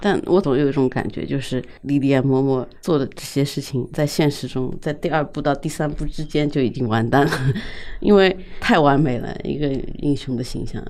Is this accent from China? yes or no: yes; China; 我们在这样的一个社会里长大，在尤嗯哼。其在中国这样一个社会里长大